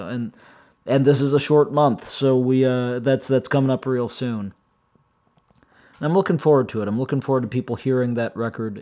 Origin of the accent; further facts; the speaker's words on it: Midwest, United States; I grew up in the Midwest